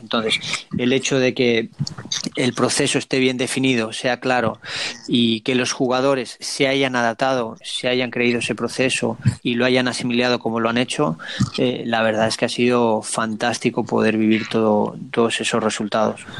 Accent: Spain; moved away as an adult; also born or lived in United States; now in Montevideo, Uruguay

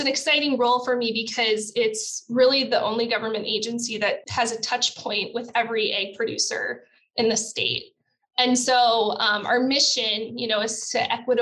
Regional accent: Okabena, Minnesota, United States; also born or lived in St. Paul, Minnesota; I'm originally from Okabena, Minnesota, which is down in Jackson County. My dad still farms corn and soybeans down there.

